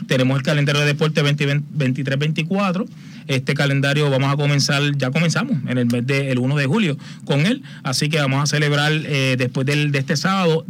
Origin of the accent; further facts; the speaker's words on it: Aguas Buenas, Puerto Rico; Yo salgo, yo soy de Agua Buena, natural.